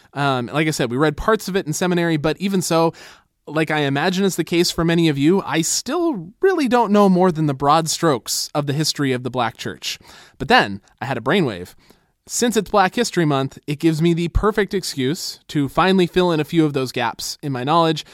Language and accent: English; United States; American Christians